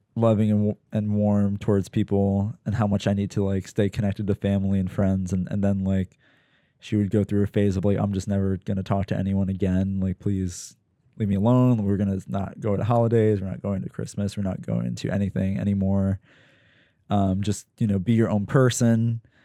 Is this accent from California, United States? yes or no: no; Pennsylvania, United States; moved away; living at home, probably in, in, in, you know, bumblefuck Pennsylvania in my hometown